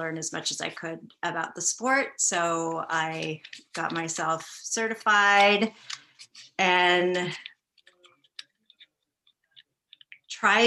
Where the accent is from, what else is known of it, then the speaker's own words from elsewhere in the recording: Marin County, California, United States; also born or lived in Santa Barbara, California; now in Petaluma, United States; I was born and raised in Marin County, California